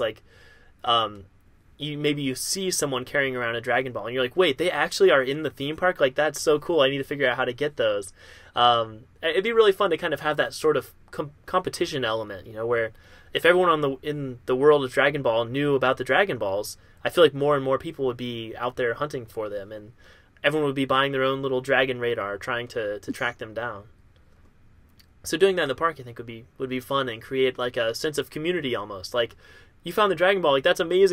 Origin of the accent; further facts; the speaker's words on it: near Kings Island, Ohio, United States; growing up near Kings Island